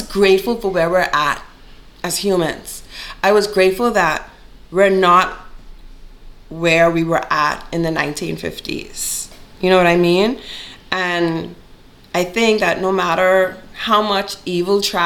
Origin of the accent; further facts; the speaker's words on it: Bahamas; moved away as an adult; now in Richmond, Canada; I'm from the Bahamas.